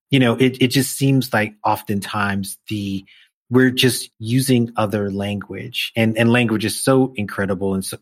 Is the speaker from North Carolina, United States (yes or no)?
no; New York City, New York, United States; growing up in Brownsville, there was a library on Church Avenue